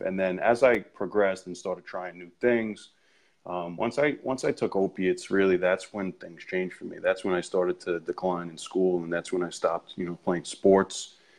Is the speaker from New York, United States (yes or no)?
yes; Ronkonkoma, New York, United States; I'm from Long Island, uh, grew up in Ronkonkoma